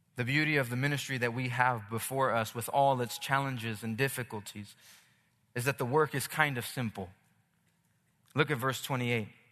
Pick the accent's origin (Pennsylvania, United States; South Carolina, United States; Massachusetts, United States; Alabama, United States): Pennsylvania, United States; Philadelphia; now in Los Angeles, United States; I'm from Philly